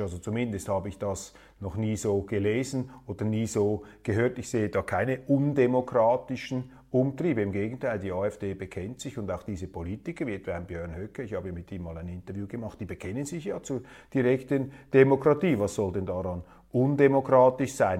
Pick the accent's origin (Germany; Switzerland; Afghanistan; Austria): Switzerland; unser Außenminister